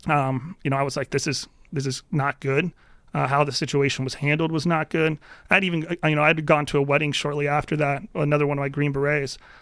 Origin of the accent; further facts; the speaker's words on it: Spotsylvania County, Virginia, United States; I'm from Spotsylvania County, that's my home district